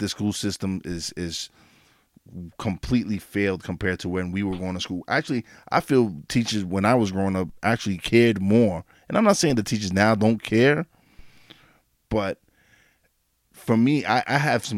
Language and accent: English; New York City, New York, United States; moved away as an adult; now in Pennsylvania, United States; I'm from East New York, Brooklyn